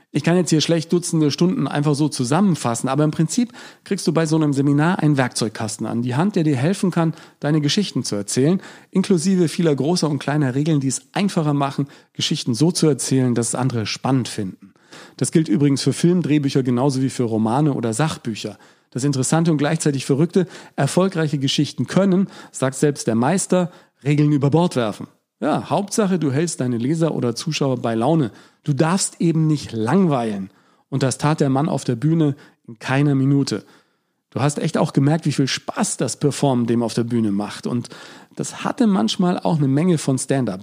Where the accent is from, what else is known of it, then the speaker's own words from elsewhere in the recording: Germany; ich bin Deutscher